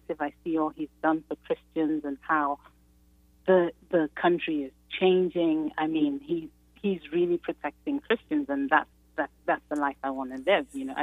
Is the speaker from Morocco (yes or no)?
no; Nigeria; now in Chicago, United States; I'm originally from Nigeria, from a Muslim family.